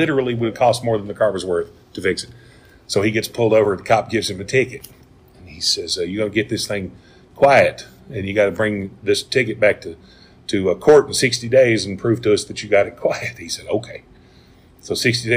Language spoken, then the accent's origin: English; Texas, United States; now in Pigeon Forge, United States; I'm originally from Texas